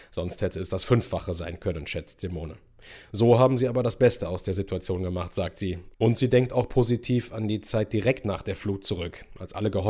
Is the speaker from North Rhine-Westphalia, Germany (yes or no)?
yes; Schleiden, North Rhine-Westphalia, Germany; Wir sind alle in der Nordeifel aufgewachsen, im kleinen Dorf Schleiden-Oberhausen im Kreis Euskirchen.